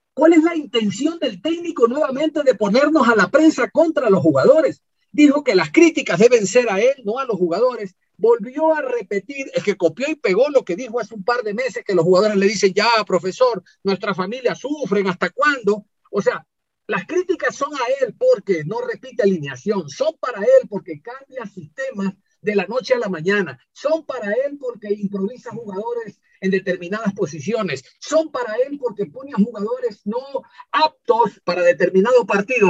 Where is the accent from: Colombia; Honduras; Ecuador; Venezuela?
Ecuador; somos ecuatorianos y vivimos aquí